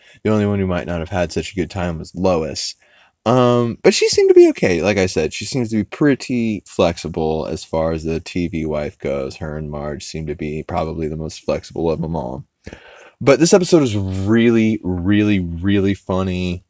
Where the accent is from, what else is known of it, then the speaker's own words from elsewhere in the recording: the South, United States; And like I said, as a Southerner, it just kept hitting me in all the right places.